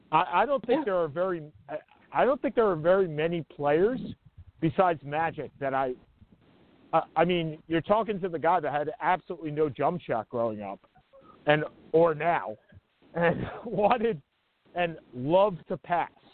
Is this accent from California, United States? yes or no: no; Long Island, New York, United States; growing up on Long Island